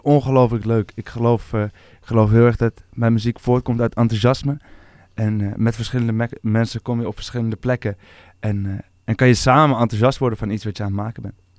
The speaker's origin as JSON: {"language": "Dutch", "town": "Amsterdam", "region": "North Holland", "country": "Netherlands", "tie": "born or raised there", "also_born_or_lived": "North Brabant", "said": "Geboren en getogen in Amsterdam"}